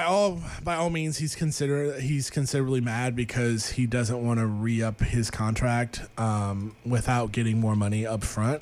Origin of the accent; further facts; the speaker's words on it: St. Petersburg, Florida, United States; Well, no, cause I'm from St. Petersburg, Florida, which is right next to, he lives in Clearwater